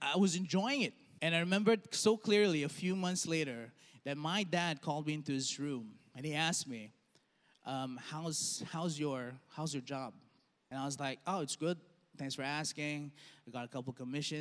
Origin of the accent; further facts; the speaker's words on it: Dubai, United Arab Emirates; I grew up in Dubai